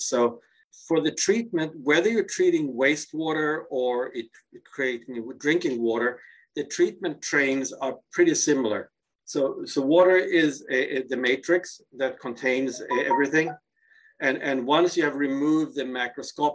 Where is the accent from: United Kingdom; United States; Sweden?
Sweden; Gothenburg, Västra Götaland; moved away; my hometown of Gothenburg, Sweden.